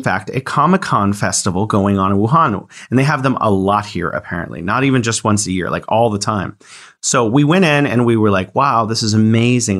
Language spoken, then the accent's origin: English; United States; as an American